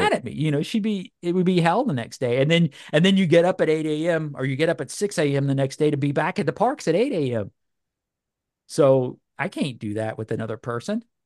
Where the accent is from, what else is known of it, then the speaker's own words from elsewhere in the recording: Louisiana, United States; now in Georgia, United States; I grew up in Louisiana